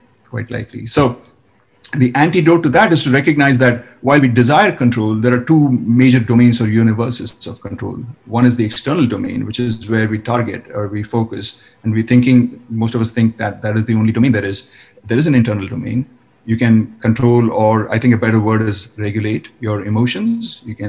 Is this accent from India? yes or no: yes; India; Yes, in fact, yes.